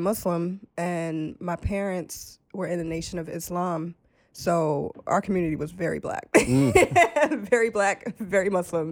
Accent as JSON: {"language": "English", "town": "New York City", "region": "New York", "country": "United States", "tie": "born or raised there", "said": "I grew up um in the Bronx and in Harlem"}